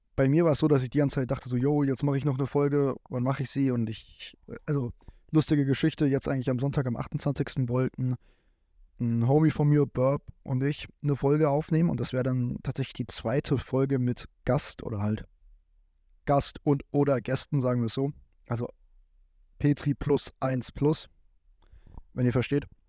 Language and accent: German; Giessen, Hesse, Germany; Ich komme hier aus dem Raum Gießen